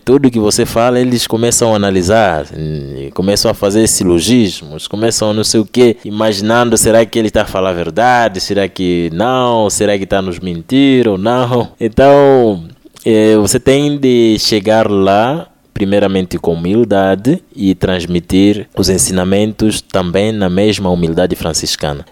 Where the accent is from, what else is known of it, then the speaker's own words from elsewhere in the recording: Angola; eu sou angolano.